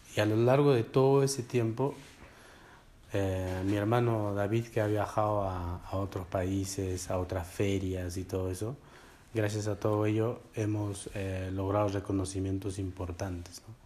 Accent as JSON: {"language": "Spanish", "country": "Peru", "first_language": "Quechua", "second_language": "Spanish", "said": "Yo que soy peruano"}